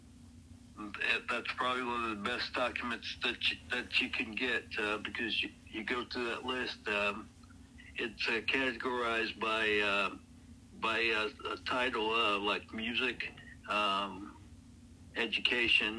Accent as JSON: {"language": "English", "town": "Anderson", "region": "South Carolina", "country": "United States", "tie": "born or raised there", "also_born_or_lived": "Nova Scotia, Canada", "moved": "as an adult", "lives_now": "Illinois, United States", "said": "I grew up in a small town of around 75,000 people, Anderson, South Carolina"}